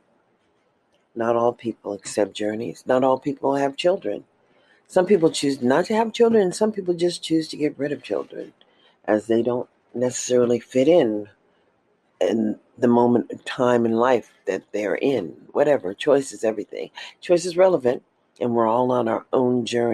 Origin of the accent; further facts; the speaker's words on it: United States; As an American citizen